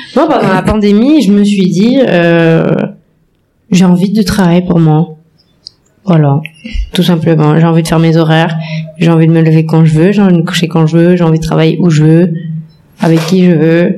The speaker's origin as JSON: {"language": "French", "country": "France", "tie": "born or raised there", "moved": "yes", "said": "je suis née en France, j'ai grandi en France"}